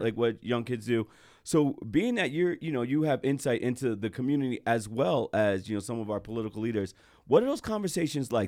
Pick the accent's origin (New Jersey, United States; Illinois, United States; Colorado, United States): New Jersey, United States; I'm from Jersey, it's, you know, was a predominantly white area that I grew